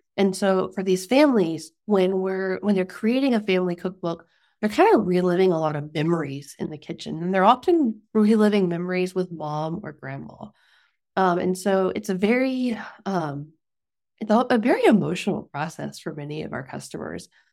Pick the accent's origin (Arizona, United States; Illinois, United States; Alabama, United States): Alabama, United States; Mobile County; moved away; we're from Mobile County and, like, on the Gulf. But I grew up a little further north than his family